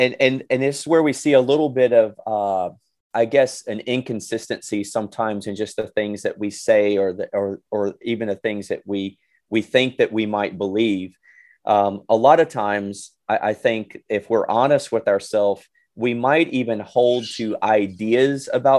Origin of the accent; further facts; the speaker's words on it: Mississippi, United States; moved away as an adult; also born or lived in Hattiesburg, Mississippi; now in Lowell, United States; So I was raised in Mississippi, went to school and at Southern Miss in Hattiesburg. And after graduating there, I moved to the New England area, just northwest of Boston, in a place called Lowell, where I've been for the last 20 years.